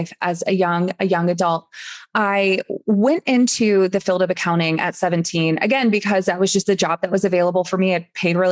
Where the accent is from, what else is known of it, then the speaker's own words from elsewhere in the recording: East Coast, United States; moved away as an adult; now in Phoenix, United States; when my husband moved here to Phoenix, where we're living now, we're from the East Coast